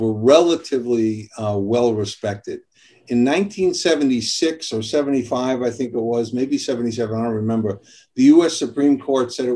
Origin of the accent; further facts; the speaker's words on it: New York City, New York, United States; also born or lived in Long Island, New York; New York, Brooklyn and Long Island.